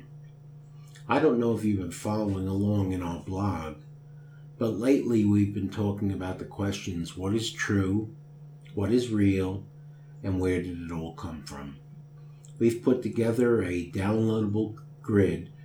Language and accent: English; United States; I'm an American